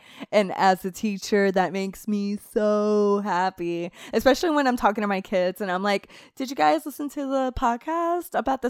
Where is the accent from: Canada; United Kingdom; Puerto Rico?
Puerto Rico; also born or lived in Florida; Clinton says that, but Clinton doesn't remember that I'm from a tropical area.